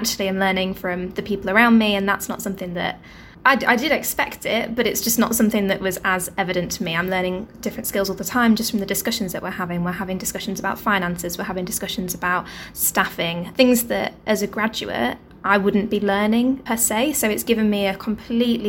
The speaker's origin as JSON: {"language": "English", "area": "Nottinghamshire", "region": "East Midlands", "country": "United Kingdom", "tie": "born or raised there", "said": "home is Nottinghamshire as well. I grew up in Nottinghamshire."}